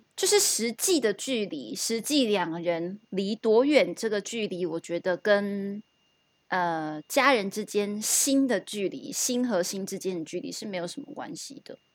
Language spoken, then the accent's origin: Chinese; southern Taiwan, Taiwan; first language Taiwanese Hokkien; Chinese is a second language; moved away; 因为我是南部小孩，当然要会说台语啊